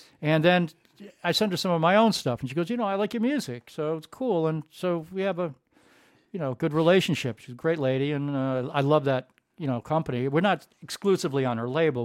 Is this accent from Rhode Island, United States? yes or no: yes; East Greenwich, Rhode Island, United States; moved away as an adult; also born or lived in New York; I grew up outside Providence in a town called East Greenwich